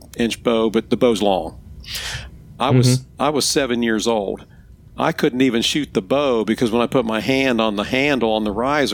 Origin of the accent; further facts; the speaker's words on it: Ohio, United States; moved away as an adult; also born or lived in Piedmont, South Carolina; now in South Carolina, United States; I was born and raised in Ohio